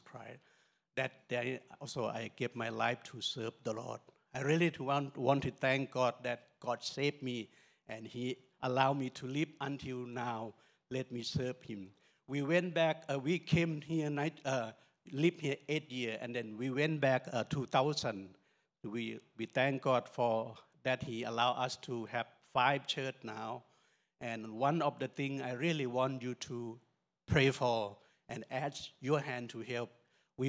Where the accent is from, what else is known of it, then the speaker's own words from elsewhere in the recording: Northern Thailand, Thailand; We are from Lawa tribe in Thailand